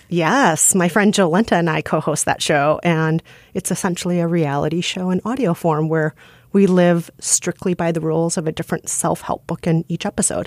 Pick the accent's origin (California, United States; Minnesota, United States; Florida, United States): Minnesota, United States; accent: Midwestern; moved away as an adult; I'm from Minnesota, and this is how Minnesotans talk